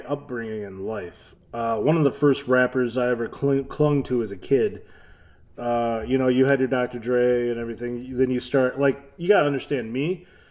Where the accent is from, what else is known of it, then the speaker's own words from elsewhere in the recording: Detroit, Michigan, United States; also born or lived in Florida / Novi, Michigan; I'm an eight-mile kid. That means I grew up off of many different cities off of eight mile.